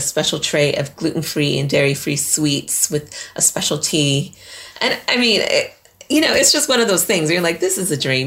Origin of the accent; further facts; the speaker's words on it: Colorado, United States; moved away as an adult; also born or lived in New York; now in United Kingdom; What was it like growing up there? That was beautiful. Like going skiing, and we did a lot of stuff in the mountains because I was in Girl Scouts